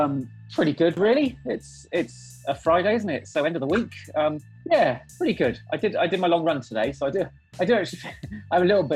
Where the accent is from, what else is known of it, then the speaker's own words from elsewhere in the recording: South West England, United Kingdom; So we moved around a lot, but from about 10, I grew up in the Cotswolds in Gloucestershire.